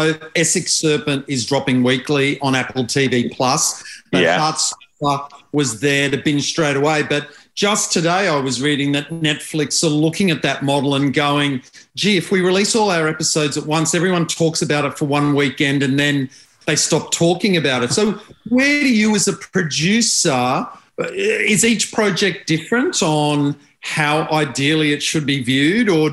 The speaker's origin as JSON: {"language": "English", "country": "Australia", "said": "As an Aussie"}